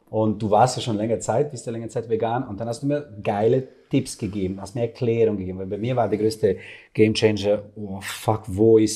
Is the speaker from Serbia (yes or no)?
yes; Serbia; Ich komme aus dem Balkan, ja. aus Serbien, also wir sind Fleischfresser, ja.